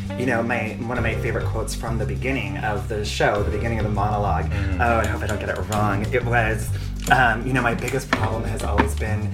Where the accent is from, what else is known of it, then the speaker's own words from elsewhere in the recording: California, United States; in my gay little youth growing up in California.